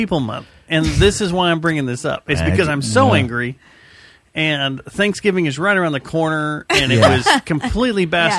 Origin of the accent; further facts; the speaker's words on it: Hurst, Texas, United States; I grew up in Hearst.